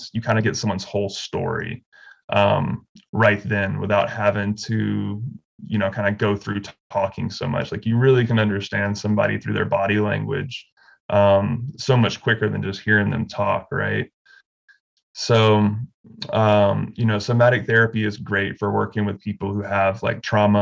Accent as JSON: {"language": "English", "region": "Alabama", "country": "United States", "tie": "born or raised there", "also_born_or_lived": "Bay Area, California", "moved": "yes", "lives_now": "Western North Carolina, United States", "said": "I grew up in the Southeast in Alabama"}